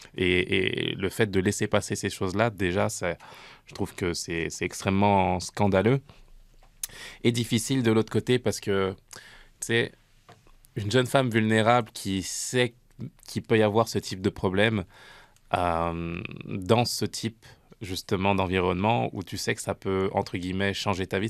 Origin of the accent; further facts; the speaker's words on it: France; now in Canada; j'ai grandi en France, je suis arrivé ici au, Canada